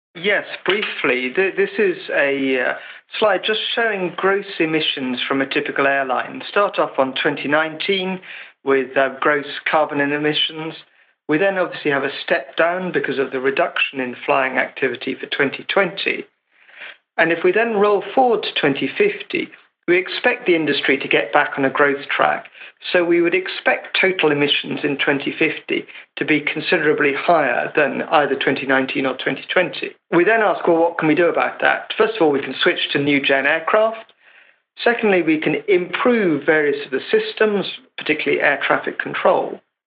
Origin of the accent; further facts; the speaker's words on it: England, United Kingdom; as an Englishman